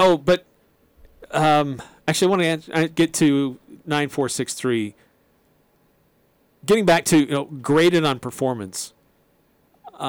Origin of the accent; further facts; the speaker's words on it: Utah, United States; also born or lived in Texas; We're both Utah boys